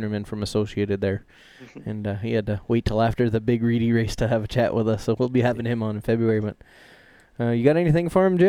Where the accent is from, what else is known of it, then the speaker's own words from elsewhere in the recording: Canada; I know I'm some nobody from Canada